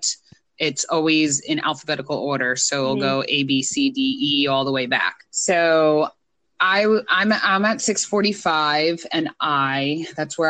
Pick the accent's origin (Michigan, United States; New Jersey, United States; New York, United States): New Jersey, United States; I'm from New Jersey